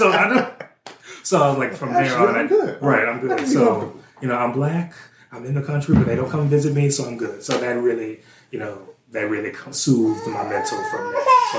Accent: Central, Louisiana, United States; also born or lived in Baton Rouge, Louisiana; See, not born and raised in Baton Rouge, Louisiana for the first 6 years, and then moved to Central, a suburb of Baton Rouge, and from there, that's where I've been the whole time.

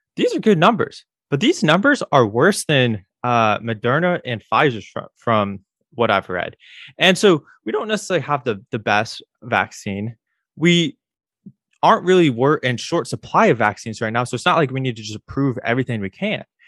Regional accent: Illinois, United States; now in Florida, United States; I grew up in Illinois

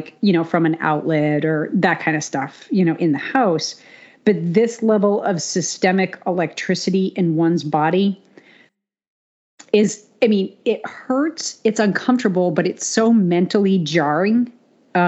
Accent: New England, United States; I grew up in New England

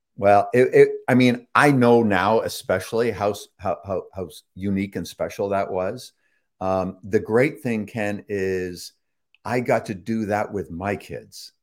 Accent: Toronto, Ontario, Canada; also born or lived in England / Chicago; I was born and raised in Toronto, Toronto, uh, Canada, uh, on, Ontario, just north of, uh, Lake Ontario there

